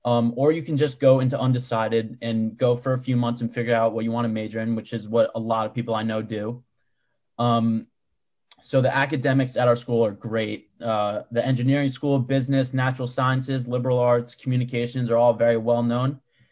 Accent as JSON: {"language": "English", "town": "Maplewood", "region": "New Jersey", "country": "United States", "said": "I'm from Maplewood, New Jersey, and I was in the club in 2016."}